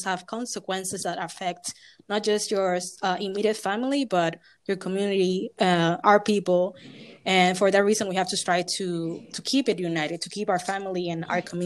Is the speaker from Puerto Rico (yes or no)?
yes; Puerto Rico; moved away as an adult; also born or lived in New York / Philadelphia; myself being born and raised in Puerto Rican, but having African descent